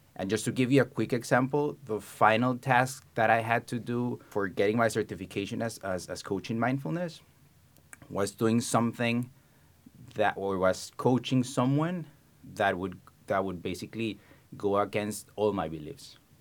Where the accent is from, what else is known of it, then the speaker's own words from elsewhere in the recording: Colombia; moved away as an adult; I was born and raised in Colombia